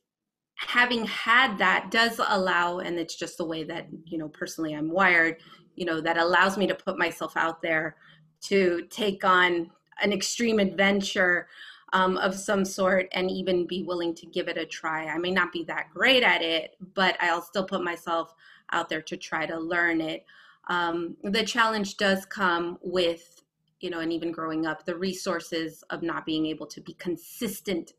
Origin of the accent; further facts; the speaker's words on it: San Francisco, California, United States; I grew up in San Francisco.